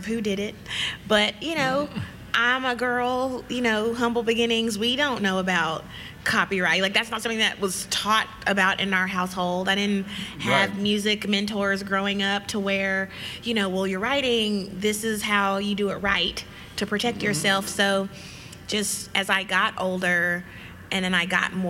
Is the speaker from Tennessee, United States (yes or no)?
yes; Nashville, Tennessee, United States; moved away as an adult; now in Indianapolis, United States; I am from Nashville, Tennessee, born and raised